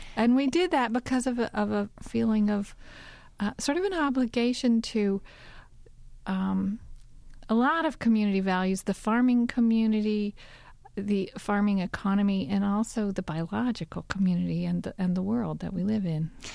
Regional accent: Kentucky, United States; also born or lived in Arizona / Southwestern Virginia; now in Virginia, United States; where I grew up in Kentucky

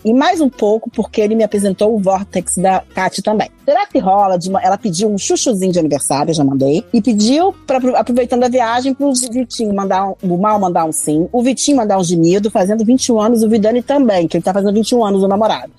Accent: Argentina; Portuguese is a second language; moved away; eu sou argentina

